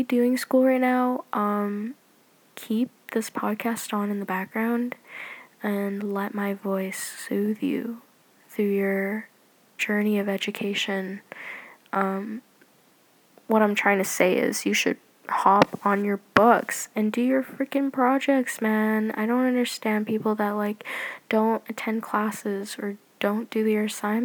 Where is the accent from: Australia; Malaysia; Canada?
Canada; I'm Canadian